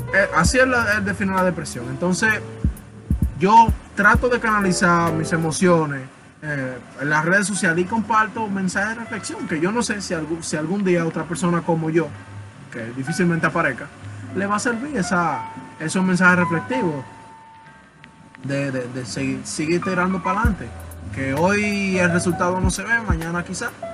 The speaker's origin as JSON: {"language": "Spanish", "country": "Dominican Republic", "said": "soy dominicano"}